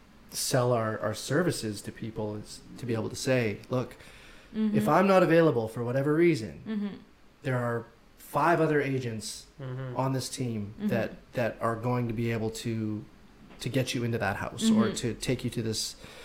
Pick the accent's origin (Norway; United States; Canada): Canada; Saskatchewan; I'm from Saskatchewan. I'm like the coldest.